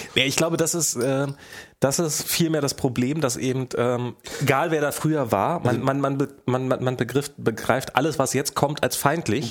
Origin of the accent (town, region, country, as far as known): Rüdersdorf, Brandenburg, Germany; born or raised there; now in Berlin, Germany